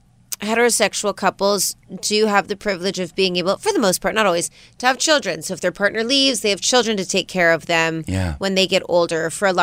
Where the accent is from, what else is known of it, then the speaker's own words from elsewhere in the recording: Las Vegas, Nevada, United States; we're from Vegas.